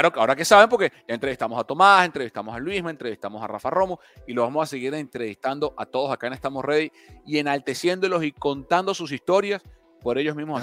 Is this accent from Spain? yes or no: no; Venezuela; Yo como venezolano